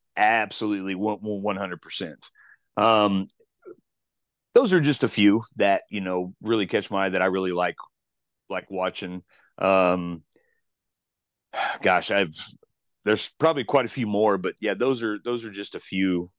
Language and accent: English; Chillicothe, Missouri, United States; also born or lived in Kansas City; my hometown of Chillicothe, Missouri